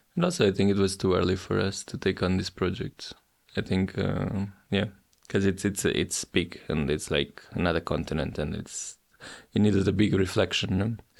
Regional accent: Portugal; my hometown, even though today is a forgotten small town

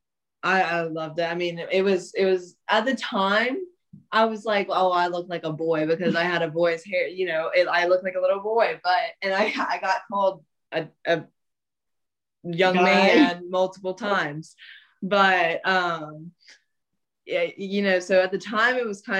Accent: South Carolina, United States; we're from South Carolina

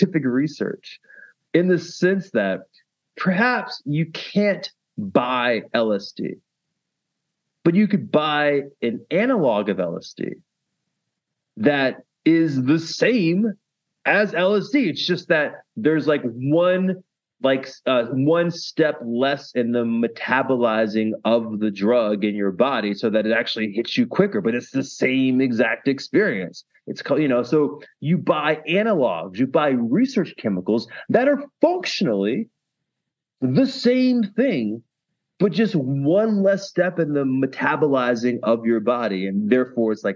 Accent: United States; moved away as an adult; now in Netherlands; America. Obviously, that's like my home country

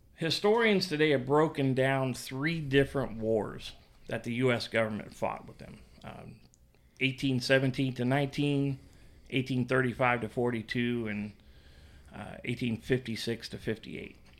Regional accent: Indiana, United States; now in Florida, United States; I was born in Indiana, but I've lived here forty years.

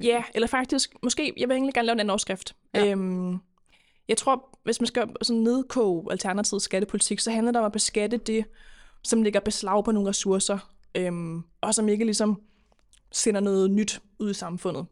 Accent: Køge, Zealand, Denmark; now in Copenhagen, Denmark; Jeg er egentlig fra Køge oprindeligt, men, med, øh, men bor i København nu

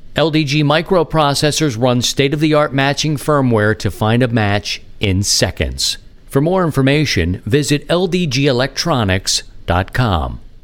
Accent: Baltimore, Maryland, United States; I'm from Baltimore

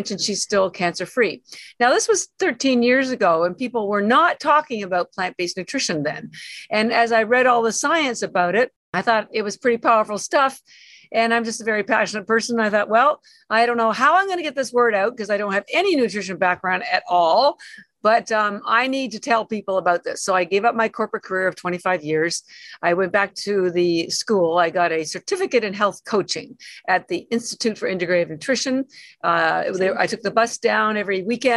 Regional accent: Toronto, Ontario, Canada; moved away as an adult; now in Boston, United States; I'm actually Canadian. Born in Toronto, lived around Toronto most of my life.

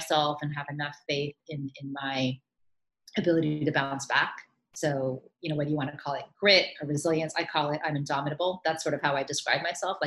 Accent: Miami, Florida, United States; moved away as an adult; also born or lived in New York / India (ancestry); I grew up in Miami.

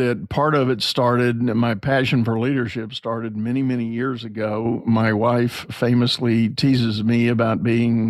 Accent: San Antonio, Texas, United States; I grew up in San Antonio, Texas

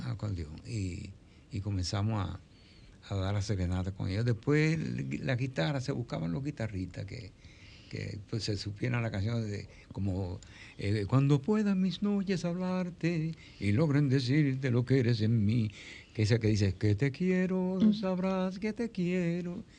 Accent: Dominican Republic; Yo soy el primer dominicano que sale a cantar un festival internacional

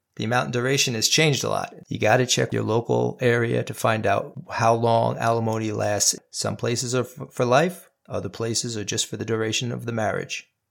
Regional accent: New York, United States; my home state of New York

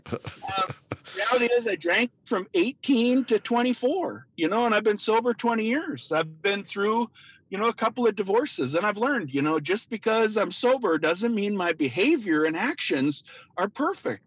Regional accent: Minnesota, United States; growing up in Minnesota

